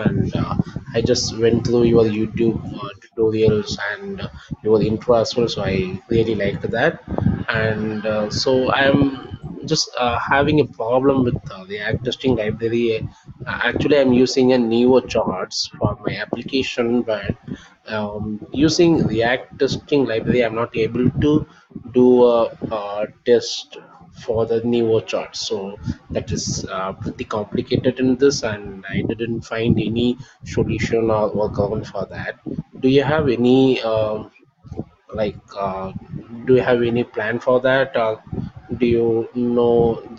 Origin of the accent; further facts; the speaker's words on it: India; So basically, I'm from India